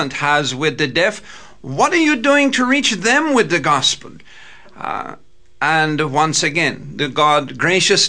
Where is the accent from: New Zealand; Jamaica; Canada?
Jamaica; now in Roanoke, United States; I was born in the island of Jamaica